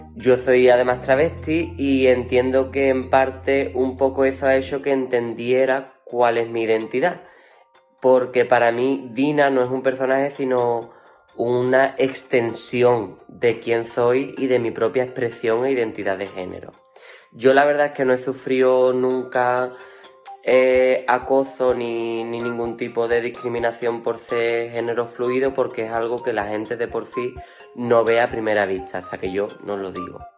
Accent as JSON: {"language": "Spanish", "town": "Jerez de la Frontera", "region": "Andalusia", "country": "Spain", "said": "soy de Jerez de la Frontera y tengo 26 años"}